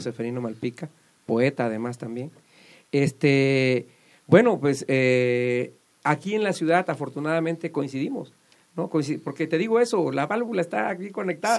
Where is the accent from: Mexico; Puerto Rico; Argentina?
Mexico; Sotavento; also born or lived in New York